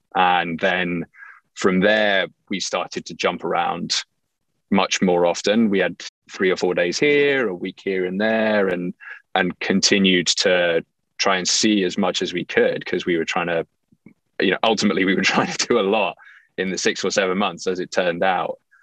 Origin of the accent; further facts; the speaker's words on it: England, United Kingdom; moved away as an adult; also born or lived in Livingston, New Jersey / Winter Park, Florida / Rochester, New York / New York City; I was actually born in Livingston, New Jersey, which, you know, people tend not to get from my accent. And uh, my parents were expats. So they moved back to England when I was two, and I grew up there, did all of my schooling there